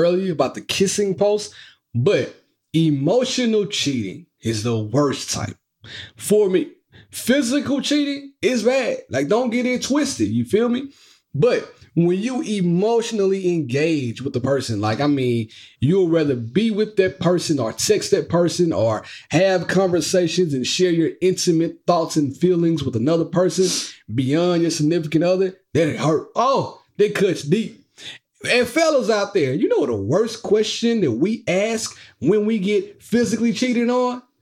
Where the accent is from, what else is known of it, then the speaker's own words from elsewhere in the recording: Mississippi, United States; I'm from Mississippi. And I have a hard time kind of pronouncing eyes.